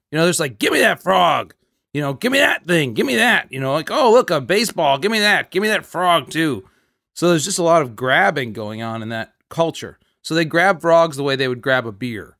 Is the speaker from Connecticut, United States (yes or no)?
yes; New Canaan, Connecticut, United States; where I grew up in Connecticut, New Canaan, Connecticut